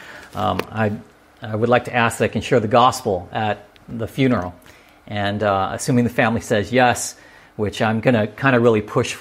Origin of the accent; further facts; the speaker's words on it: La Palma, California, United States; where I grew up in La Palma, California